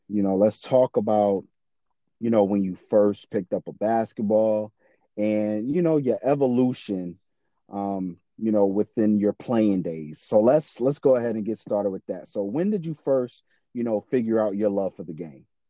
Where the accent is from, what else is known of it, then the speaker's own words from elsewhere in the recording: South Carolina, United States; I'm from South Carolina